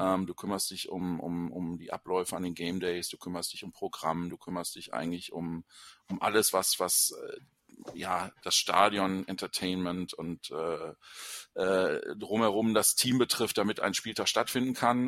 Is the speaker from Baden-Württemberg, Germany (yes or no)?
no; Düsseldorf and the Lower Rhine, North Rhine-Westphalia, Germany; moved away; in meiner alten Heimat ist und äh, äh, mich da viele verbindet natürlich mit, mit dem Rheinland, mit Düsseldorf und dem Niederrhein